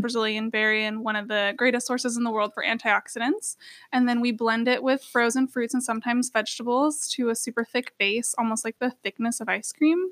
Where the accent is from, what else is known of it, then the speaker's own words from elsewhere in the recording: Sweet Home, Oregon, United States; now in Eugene, United States; And I grew up in Sweet Home, so very outdoors area.